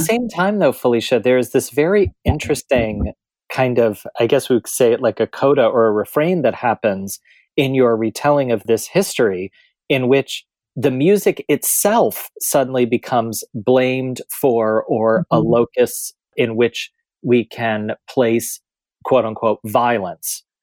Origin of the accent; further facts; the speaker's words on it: middle America, Midwest, United States; growing up in middle America